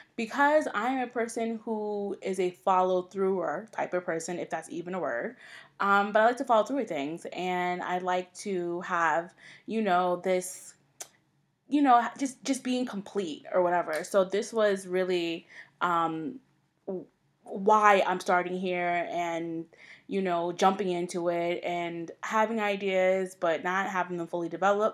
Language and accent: English; Long Island, New York, United States; now in Brooklyn, United States; I am from New York, originally from Long Island, but I currently reside in Brooklyn